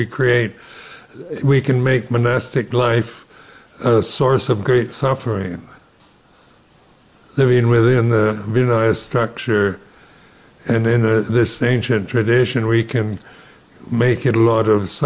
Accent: United States; Being American, you know, you're brought up in a society in my generation

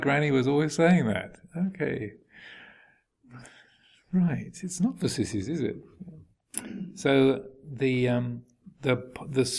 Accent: England, United Kingdom; moved away as an adult; also born or lived in Thailand; I never realized how English I was until I lived at Wat Pananachat amongst all the Americans and Australians and French and Germans and Italians.

